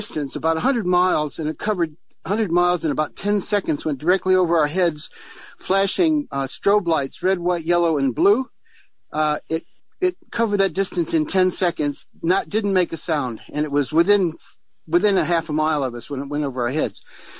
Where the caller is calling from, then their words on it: Nelson, New Zealand; I'm ringing from New Zealand.